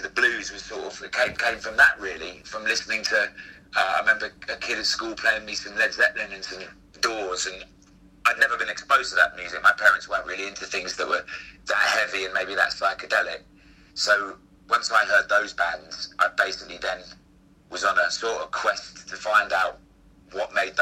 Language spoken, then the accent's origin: English; London, United Kingdom; I was very lucky in the school that I grew up in Camden